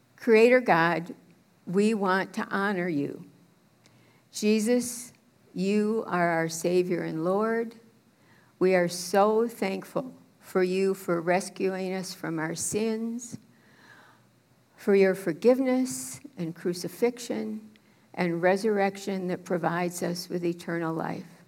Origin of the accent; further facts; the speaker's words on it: Minneapolis, Minnesota, United States; also born or lived in St. Paul, Minnesota / St. Louis Park, Minnesota / Thief River Falls, Minnesota / Austin, Minnesota; I grew up as a Methodist preacher's kid in Minneapolis.